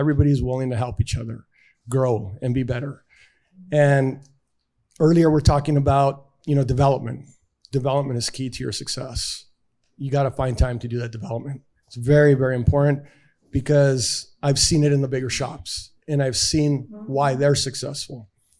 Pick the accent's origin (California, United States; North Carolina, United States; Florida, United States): California, United States; East Los Angeles; born there; I was born in East LA, just like the movie.